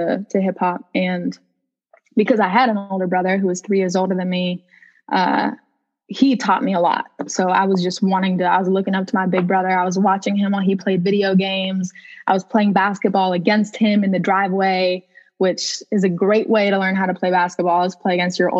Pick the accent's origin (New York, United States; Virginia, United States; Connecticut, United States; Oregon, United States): Oregon, United States; Lake Oswego; also born or lived in Portland, Oregon; my family moved to a suburb called Lake Oswego